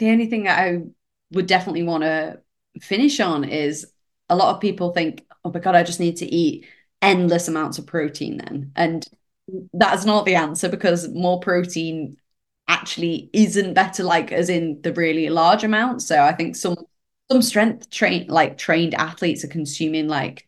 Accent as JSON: {"language": "English", "country": "United Kingdom", "said": "British here"}